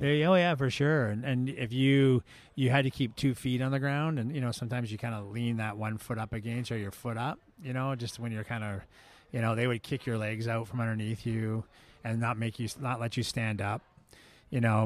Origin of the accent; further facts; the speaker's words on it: Victoria, British Columbia, Canada; moved away as an adult; now in San Diego, United States; Smitty's was looking for a, a cook in my hometown. I was back in Victoria